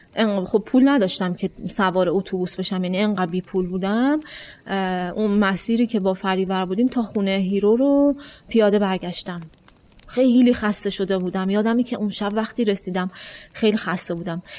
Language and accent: Persian; Iran; من از ایران میام